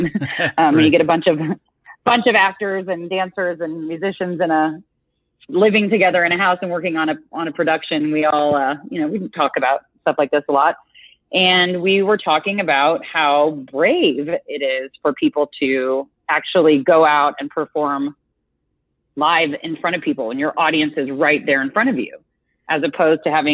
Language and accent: English; Missouri, United States; I grew up in Missouri, in like a middle-sized town